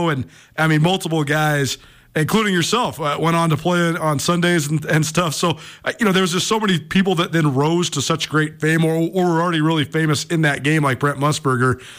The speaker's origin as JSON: {"language": "English", "town": "Missoula", "region": "Montana", "country": "United States", "tie": "born or raised there", "said": "I grew up in Missoula. I've been going to Grizz games since I was six years old."}